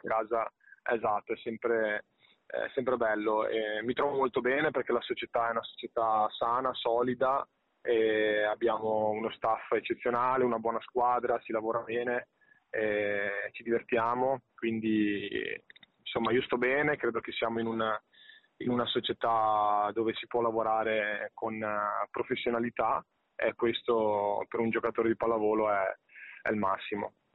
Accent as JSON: {"language": "Italian", "town": "Padua", "region": "Veneto", "country": "Italy", "tie": "born or raised there", "said": "io sono di Padova, vivo a Padova da, da praticamente una vita"}